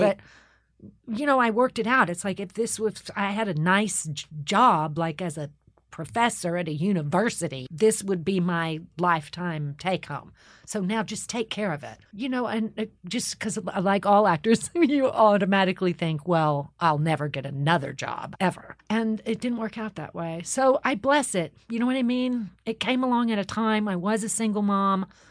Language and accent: English; Austin, Texas, United States; moved away; I'm from Austin, Texas